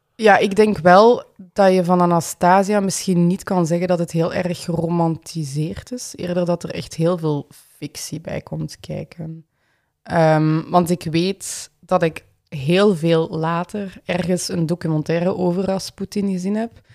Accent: Limburg, Flanders, Belgium; accent: Limburgish; moved away as an adult; now in Ghent, Belgium; dat ik van Limburg was. Misschien, dat is ook voor deze podcast, misschien dat verklaart mijn accent.

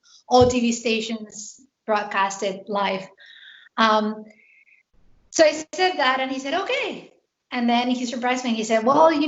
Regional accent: Spain; moved away as an adult; now in Pennsylvania, United States; I am a transplant. I am originally from Spain, and I moved here 12 years ago

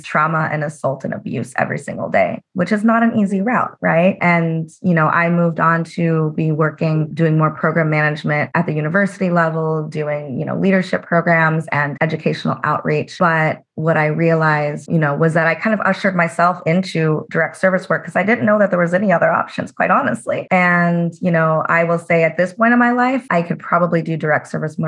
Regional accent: Las Vegas, Nevada, United States; I'm originally from Las Vegas, my parents worked in the casinos and the service industry

